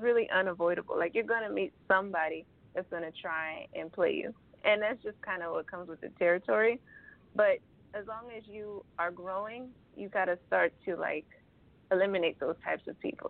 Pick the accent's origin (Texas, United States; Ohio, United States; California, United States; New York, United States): California, United States; Los Angeles; i'm an artist from